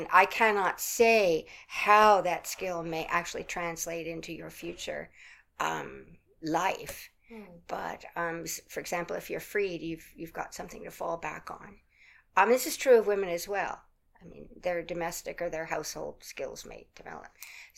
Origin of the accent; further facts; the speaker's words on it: United States; I'm an American